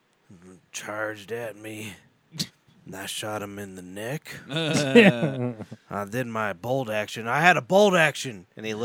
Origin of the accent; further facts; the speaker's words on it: Colorado, United States; we're from Colorado